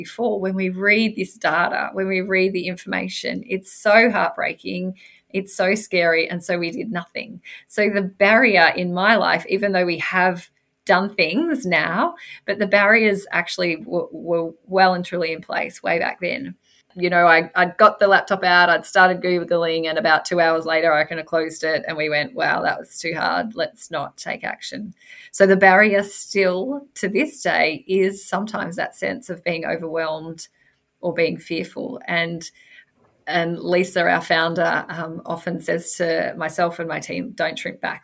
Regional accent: Victoria, Australia; I'm from Victoria, so that's just not that far away from where I live

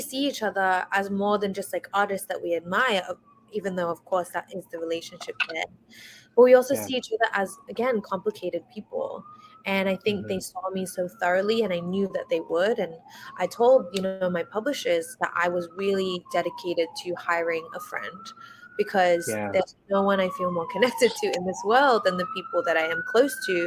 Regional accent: Australia; moved away as an adult; now in United States; growing up in Australia

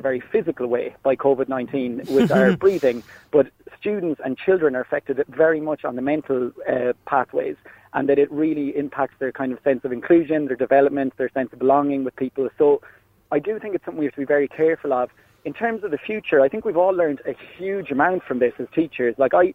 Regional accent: Ireland; now in Switzerland; as an Irishman abroad

